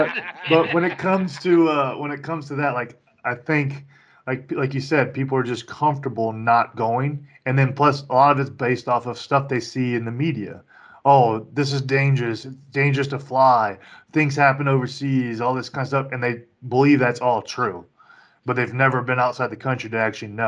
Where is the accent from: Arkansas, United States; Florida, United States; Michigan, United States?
Florida, United States; also born or lived in Kentucky / Louisiana; Because I grew up multiple places in Florida. I grew up in Florida, uh, in Kentucky. I also grew up in Louisiana.